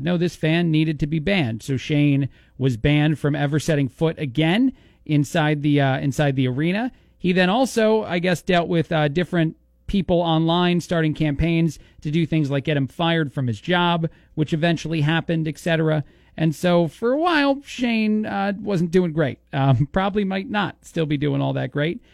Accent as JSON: {"language": "English", "region": "East Coast", "country": "United States", "moved": "yes", "lives_now": "Bloomington, United States", "said": "I'm from the East Coast"}